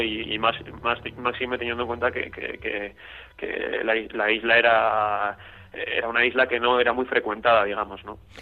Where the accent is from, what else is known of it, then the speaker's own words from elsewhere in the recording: Vitoria-Gasteiz, Basque Country, Spain; de mi ciudad natal, de Vitoria